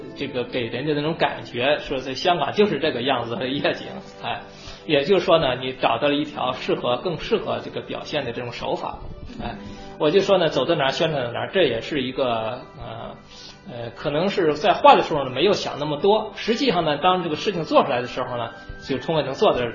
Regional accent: China; moved away as an adult; now in United States; 我们中国人

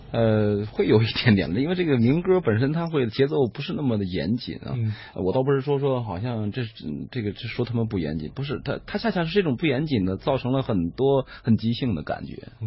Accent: China; 我们中国人

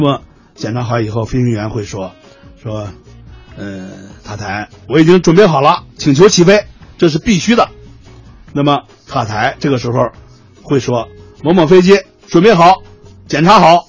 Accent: China; 作为我们中国人来讲啊

